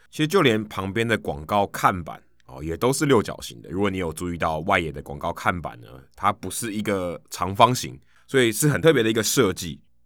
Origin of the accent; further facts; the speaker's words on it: Taiwan; 我从台湾来